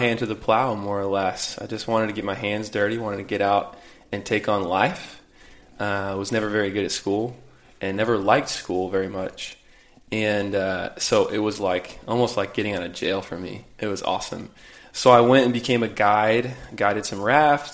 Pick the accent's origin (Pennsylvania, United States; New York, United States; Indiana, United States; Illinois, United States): Indiana, United States; Carmel; moved away as an adult; also born or lived in Greeley, Colorado; I grew up in Carmel, Indiana, and two great parents, two older brothers, and kind of traditional Midwest life